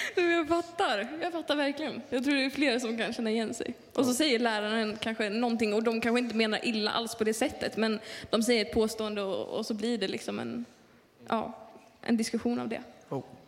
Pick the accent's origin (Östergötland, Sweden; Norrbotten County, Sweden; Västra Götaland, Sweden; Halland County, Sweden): Norrbotten County, Sweden; Luleå; jag kommer från Luleå